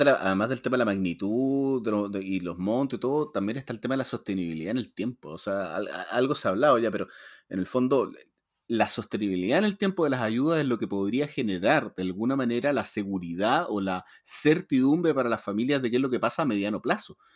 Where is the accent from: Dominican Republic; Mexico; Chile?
Chile; nosotros como sociedad chilena